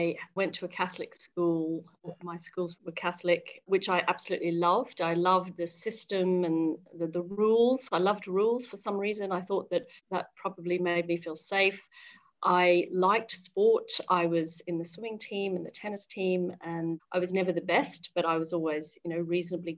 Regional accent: Brisbane, Queensland, Australia; moved away as an adult; now in London, United Kingdom; I grew up in Brisbane in Queensland, Australia

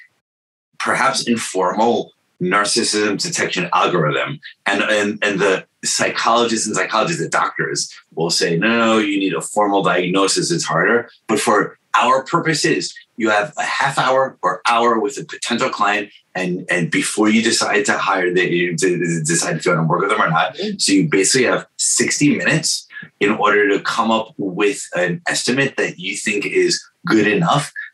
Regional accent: New York, United States; also born or lived in Bay Area; I grew up in New York in the Giuliani era

